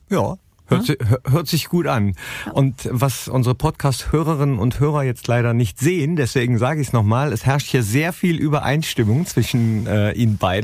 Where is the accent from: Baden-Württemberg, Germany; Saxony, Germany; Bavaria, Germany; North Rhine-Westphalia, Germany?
North Rhine-Westphalia, Germany; Mönchengladbach; ich komme ja aus Mönchengladbach